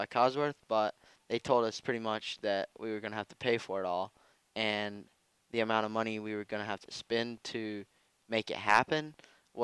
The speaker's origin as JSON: {"language": "English", "country": "United States", "moved": "yes", "said": "I do consider myself still a U.S. citizen"}